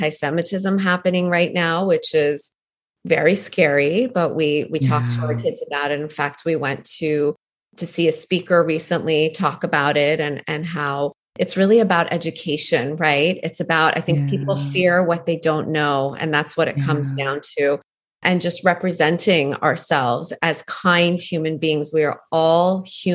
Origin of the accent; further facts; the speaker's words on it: Canada; also born or lived in Iran; now in New York, United States; I was born in Iran and left there when I was 3 to move to Canada, where I was raised.